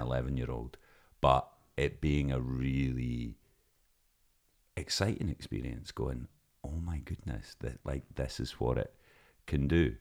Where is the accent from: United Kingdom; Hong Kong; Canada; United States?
United Kingdom; Lossiemouth, Scotland; we're from Lossy Mouth